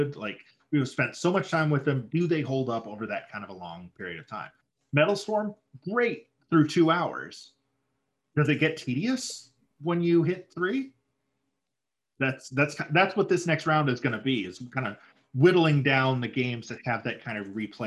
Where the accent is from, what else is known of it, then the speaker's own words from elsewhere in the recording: near Saginaw, Michigan, United States; Saginaw, which is like the next town over